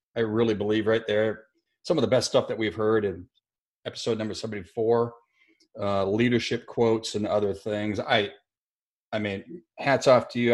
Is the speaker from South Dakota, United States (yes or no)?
yes; Elk Point, South Dakota, United States; moved away; it's no little podunk town like where I grew up in Elk Point, South Dakota